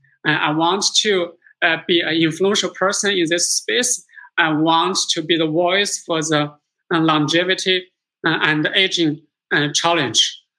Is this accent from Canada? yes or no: no; Singapore; now in United States; What I see myself is that as first generation immigrants to America, I came from Singapore last century, have a dream and work on the dream.